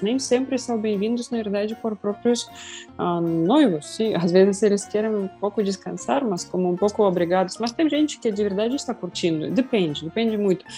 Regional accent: Russia; Portuguese is a second language; moved away; eu tenho muitos amigos ainda assim na minha cidade natal

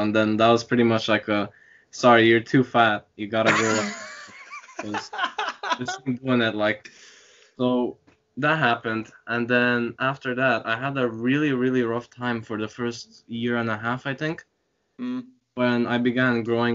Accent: Ireland; also born or lived in Romania; now in Dublin, Ireland; I come from Romania, although I have a lot of Hungarian blood in me because of my parents, just born and raised there. When I was 9, I moved here into Ireland

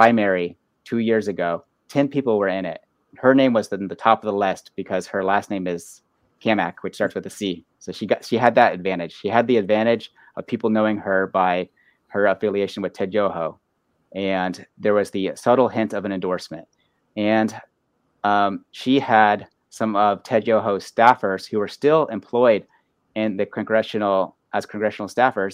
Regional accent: Pinellas County, Florida, United States; I grew up in Pinellas County, so I'm very familiar with the area.

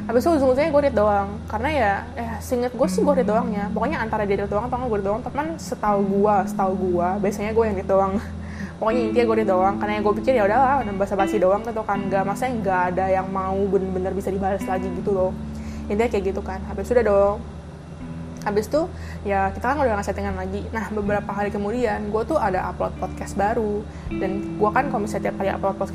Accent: Jakarta, Indonesia; kayak nanya dari mana gue dari Jakarta gitu kan

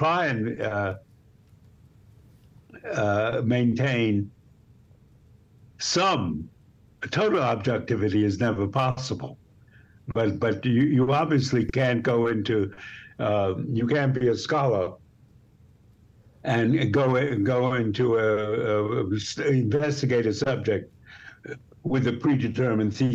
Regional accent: New York, United States; New York, I grew up in New York, which was wonderful

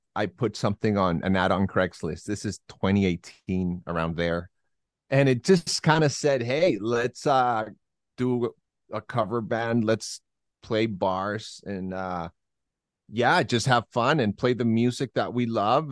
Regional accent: Santiago, Santiago Metropolitan Region, Chile; now in Las Vegas, United States; I'm originally from Santiago, Chile, South America

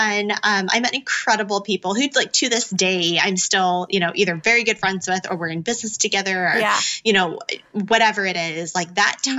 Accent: Arizona, United States; moved away as an adult; also born or lived in South Korea / Miami, Florida; now in Las Vegas, United States; raised in Arizona

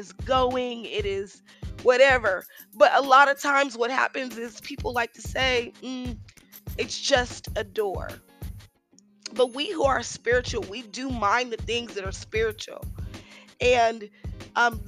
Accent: Richmond, California, United States; I grew up in Richmond, California

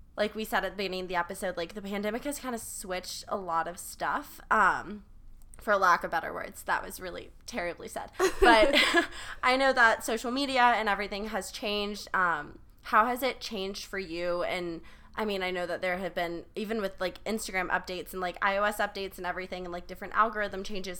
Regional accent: South Carolina, United States; growing up in South Carolina

